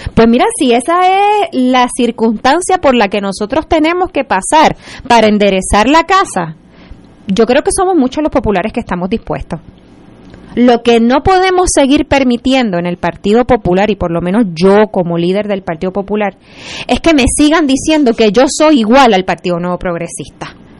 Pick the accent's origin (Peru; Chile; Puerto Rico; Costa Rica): Puerto Rico; como puertorriqueños.